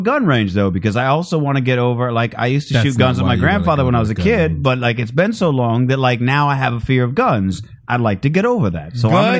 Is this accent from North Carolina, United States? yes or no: no; Phoenix, Arizona, United States; I'm from Phoenix.